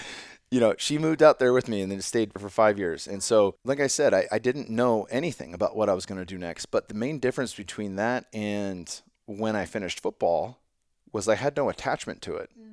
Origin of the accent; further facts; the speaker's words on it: San Jose, California, United States; my hometown of San Jose